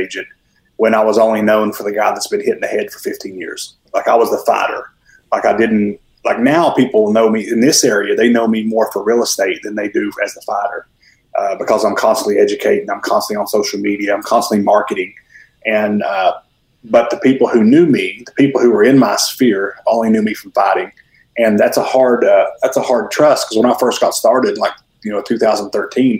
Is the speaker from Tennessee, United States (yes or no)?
yes; Mountain City, Tennessee, United States; moved away as an adult; now in Newnan, United States; I am originally from Mountain City, Tennessee, which is about as far northeast as you can get in Tennessee. I moved here about 13 years ago